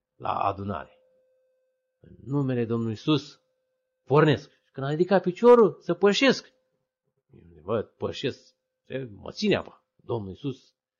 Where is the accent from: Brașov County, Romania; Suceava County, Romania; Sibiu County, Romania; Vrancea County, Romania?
Vrancea County, Romania; Odobești; m-am născut în locul în care m-am născut, în Odobești?